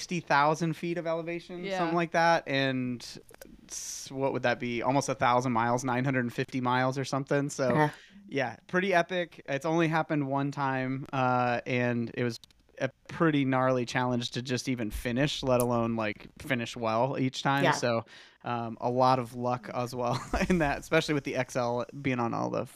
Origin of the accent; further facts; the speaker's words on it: Iowa, United States; So, I mean, I grew up in Iowa, and I can say that Spain's probably a better option in April than Iowa.